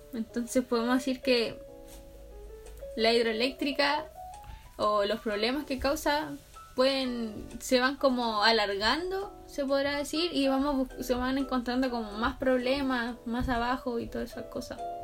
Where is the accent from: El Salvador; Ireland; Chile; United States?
Chile; nosotros como chilenos